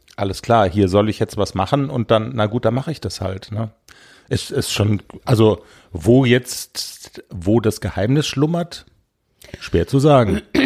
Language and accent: German; Black Forest, Baden-Württemberg, Germany; Wir kommen aus dem Schwarzwald